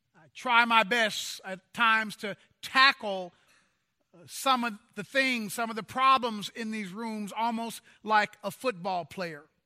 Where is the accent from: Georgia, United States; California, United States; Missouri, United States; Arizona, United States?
Missouri, United States; Kansas City; When I was growing up, in my hometown in Kansas City, Missouri, it was a very segregated town.